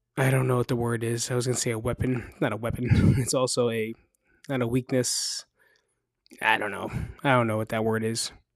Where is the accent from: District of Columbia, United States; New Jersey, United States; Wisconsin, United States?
New Jersey, United States; moved away as an adult; now in Las Vegas, United States; I'm from New Jersey